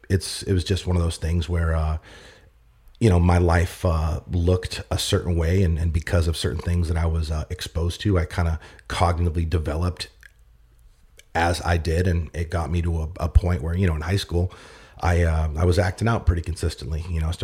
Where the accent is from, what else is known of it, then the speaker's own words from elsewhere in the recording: Boston, Massachusetts, United States; But I grew up in Massachusetts, Boston. I was actually born in Boston, bounced around different, cities and suburbs.